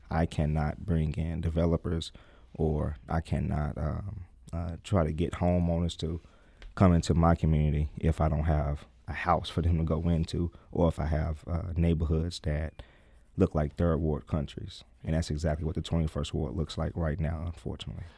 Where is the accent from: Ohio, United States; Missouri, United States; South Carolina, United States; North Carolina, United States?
Missouri, United States; St. Louis; I am a product of Saint Louis. I, I lived in Saint Louis all my life. I lived in North City all my life. I grew up in the Vail neighborhood